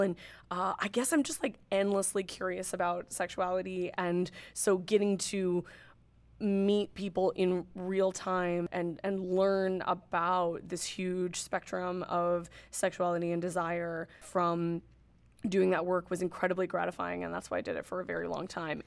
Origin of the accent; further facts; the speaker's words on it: Northern California, United States; moved away as an adult; now in New York City, United States; I grew up in Northern California and lived in Northern California most of my life. I've been in New York City for six years.